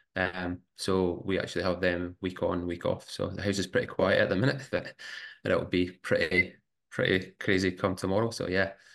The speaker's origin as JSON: {"language": "English", "region": "Scotland", "country": "United Kingdom", "tie": "born or raised there", "moved": "yes", "lives_now": "Brisbane, Australia", "said": "growing up in Scotland."}